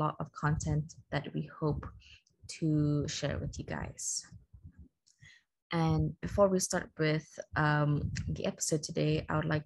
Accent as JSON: {"language": "English", "country": "Malaysia", "said": "I'm from Malaysia"}